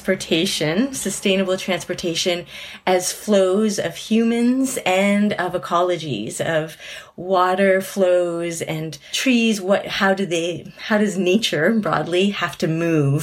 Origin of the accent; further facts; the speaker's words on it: Nova Scotia, Canada; now in Manchester, United Kingdom; I was from Nova Scotia